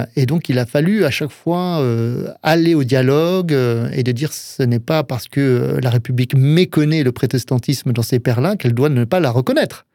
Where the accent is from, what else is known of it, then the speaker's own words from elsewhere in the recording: Alsace, Grand Est, France; moved away; also born or lived in Touraine; en tant qu'Alsacien